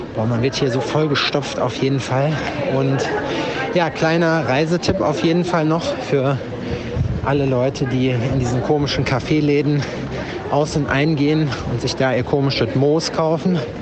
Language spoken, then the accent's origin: German; Germany; in Deutschland nach wie vor vermisse, zumindest in meiner Heimatstadt